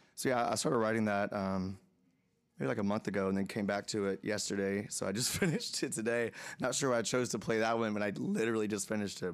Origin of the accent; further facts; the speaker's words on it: Atlanta, Georgia, United States; moved away as an adult; also born or lived in Los Angeles / New York; now in Nashville, United States; Atlanta, Atlanta, which is my hometown